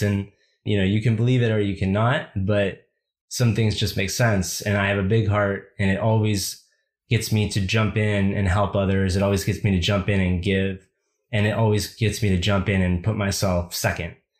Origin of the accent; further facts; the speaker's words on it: United States; as a young boy growing up in America